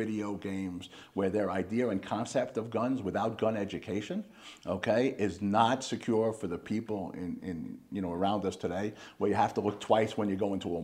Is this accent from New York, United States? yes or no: yes; Long Island, New York, United States; accent: Slight New York accent; moved away as an adult; also born or lived in Philadelphia, Pennsylvania / Reading, Pennsylvania; now in Phoenix, United States; I grew up on Long Island, New York